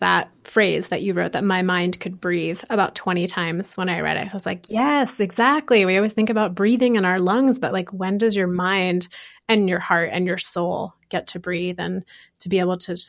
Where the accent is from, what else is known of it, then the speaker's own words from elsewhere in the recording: Connecticut, United States; moved away; I clearly remember when I came to the West Coast for the first time after growing up in Connecticut.